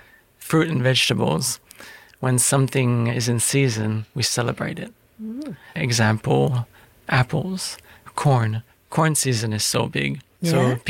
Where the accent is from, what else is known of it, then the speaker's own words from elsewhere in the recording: Quebec, Canada; moved away as an adult; now in Australia; I'm from Quebec, Canada, the French side of Canada. I grew up in an Italian neighborhood, where it was a French-Italian neighborhood, and it was a pretty close community.